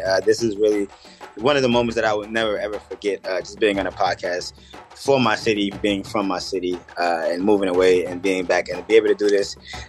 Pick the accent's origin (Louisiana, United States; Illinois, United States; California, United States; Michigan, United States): Illinois, United States; Chicago; born or raised there; moved away